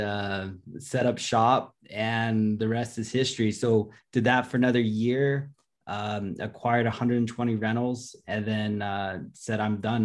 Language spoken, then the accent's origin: English; Los Angeles, California, United States; I'm from Los Angeles, California